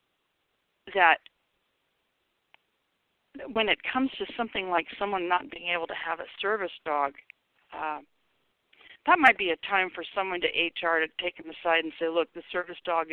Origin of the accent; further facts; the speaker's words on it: Seattle, Washington, United States; I grew up in Seattle